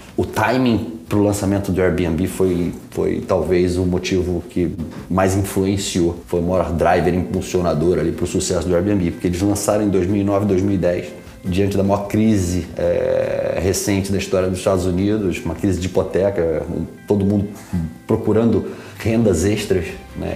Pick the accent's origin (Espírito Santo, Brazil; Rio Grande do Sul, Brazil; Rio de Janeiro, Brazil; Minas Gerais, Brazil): Rio de Janeiro, Brazil; moved away as an adult; also born or lived in São Paulo; now in United States; sou carioca, nascido em São Paulo